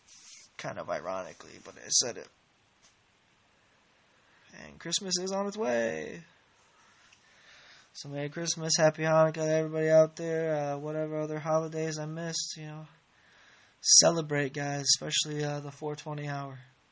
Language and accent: English; Ireland; the last podcasts, I tried to actually do a Scottish accent, which I don't understand why, because I'm clearly Irish.